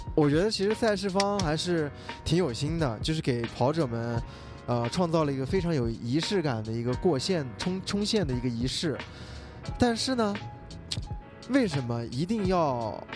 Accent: Xinjiang, China; 我作为一个新疆人

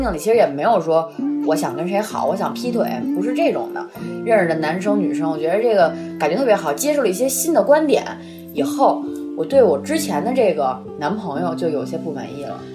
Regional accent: Beijing, China; accent: Beijing accent; 我们的北京腔

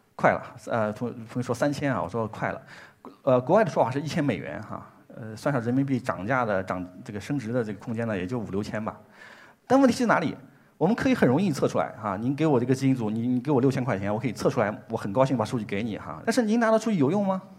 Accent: China; 这是我们中国自己的工作，也很自豪

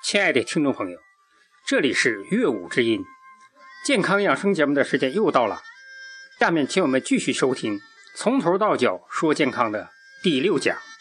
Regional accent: China; 我们中国人

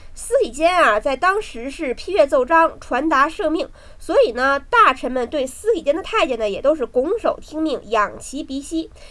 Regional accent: Beijing, China; 我好歹生在公主坟，长在八宝山，北京大坟圈子里长大的。

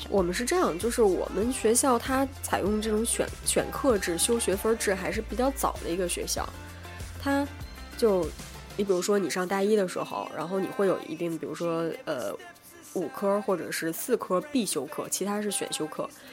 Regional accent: Northeast China, China; moved away as an adult; also born or lived in Shandong; 然后我是东北的

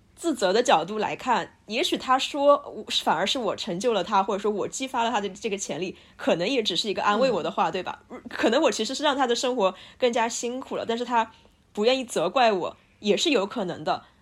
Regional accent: Sichuan, China; 我是一个四川人哟

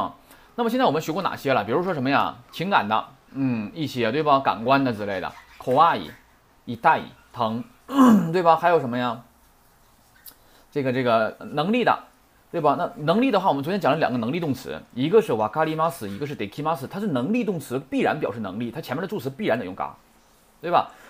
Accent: China; 他的这个说话跟我们中国人这块儿啊说这句这种话的时候，是跟跟我们中文是完全不同的。

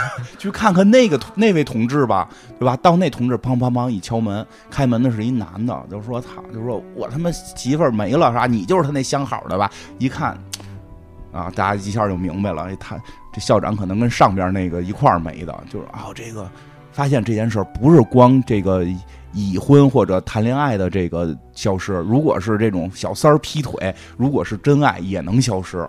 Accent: China; 就是我们中国人还在含蓄的

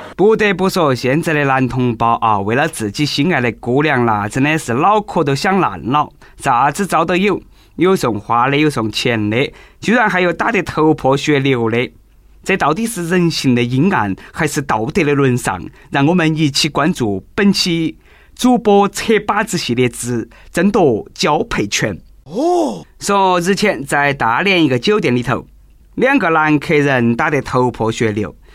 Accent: China; 我们中国老百姓

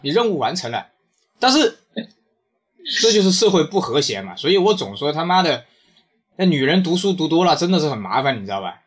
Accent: China; 我们中国人喝茶是你可以试喝的

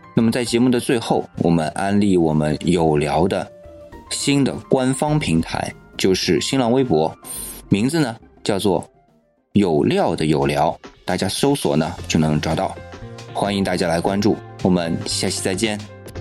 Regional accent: China; 我们中国人说的“百味盐为首”这样的一个说法

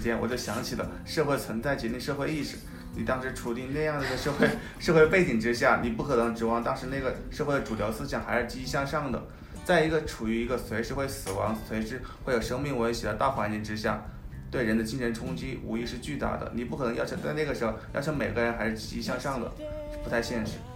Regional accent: China; 我们可能是从小就出生在中国的原因吧

